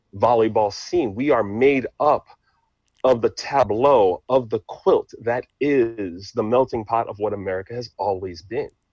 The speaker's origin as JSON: {"language": "English", "town": "New York City", "region": "New York", "country": "United States", "tie": "born or raised there", "also_born_or_lived": "Haiti", "second_language": "English", "said": "I'm American, of course, born and raised in New York City"}